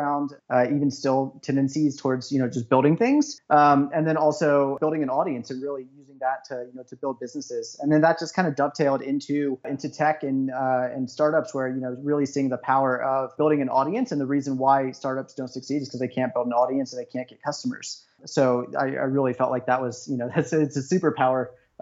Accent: Harrisonburg, Virginia, United States; moved away as an adult; also born or lived in Brooklyn / San Francisco / Switzerland; now in Denver, United States; I'm originally from Virginia on the East Coast of the United States and grew up in about 35,000, 40,000 person university town called Harrisonburg.

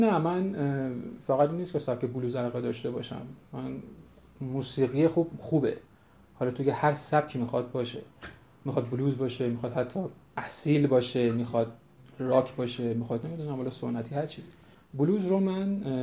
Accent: Iran; ما حقیقتا ایرانی هستیم

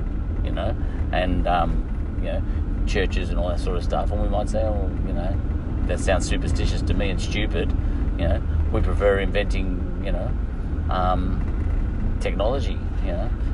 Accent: Australia; we're the Australian British, and we very much hold on to a lot of our Britishisms

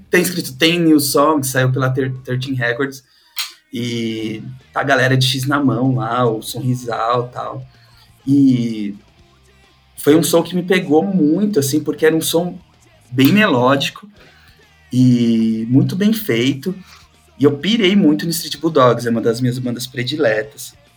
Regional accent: São Paulo, Brazil; Sou de São Paulo, tenho 40 anos

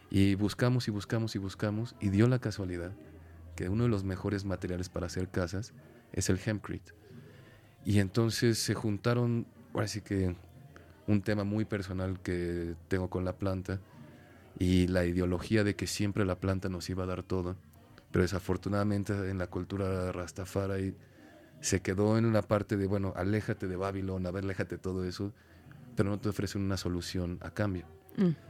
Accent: Mexico; born or raised there

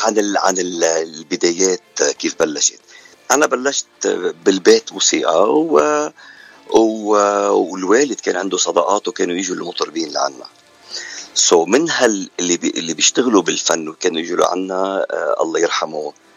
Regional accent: Lebanon; moved away as an adult; now in Canada; أنا من لبنان وصار لي من ال 89 بكندا

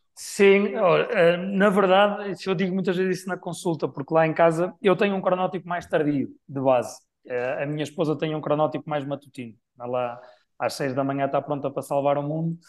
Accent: Braga, Norte, Portugal; em Braga, na minha cidade natal

